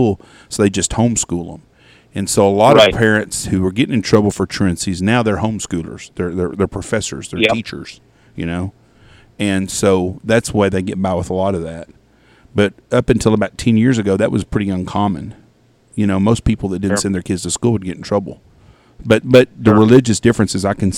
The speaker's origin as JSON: {"language": "English", "town": "Wichita Falls", "region": "Texas", "country": "United States", "tie": "born or raised there", "said": "I grew up in Wichita Falls"}